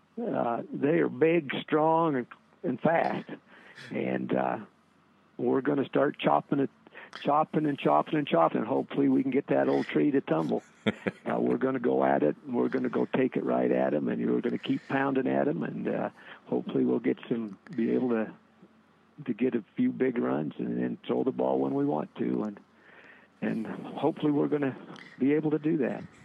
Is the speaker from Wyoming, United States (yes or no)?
yes; Cokeville, Wyoming, United States; I grew up in Cokeville